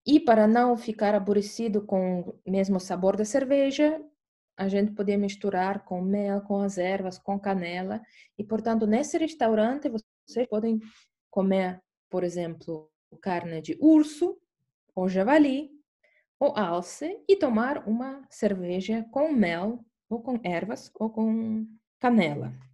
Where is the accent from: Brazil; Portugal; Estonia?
Estonia; Portuguese is a second language; eu sou da Estônia